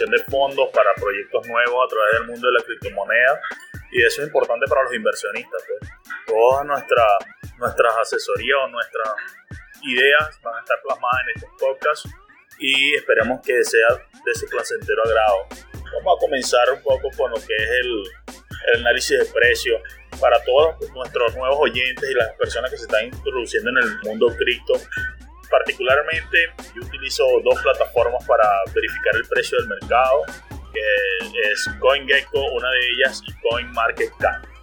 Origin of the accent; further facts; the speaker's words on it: Venezuela; soy ingeniero venezolano y voy a ser su anfitrión en este podcast